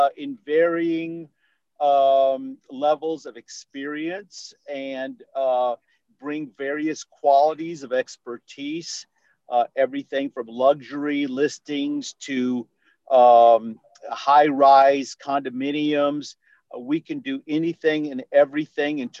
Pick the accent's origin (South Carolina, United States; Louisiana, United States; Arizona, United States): Louisiana, United States; New Orleans; moved away as an adult; now in Houston, United States; I'm born and raised in New Orleans, but I got to Texas, and specifically Houston, Texas, as quickly as I could.